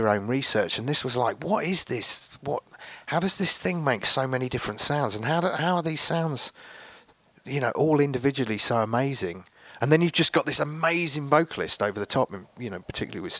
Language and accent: English; Henley-on-Thames, South East England, United Kingdom; also born or lived in Reading, Berkshire; I kind of grew up just outside of here, really, Henley, in a little village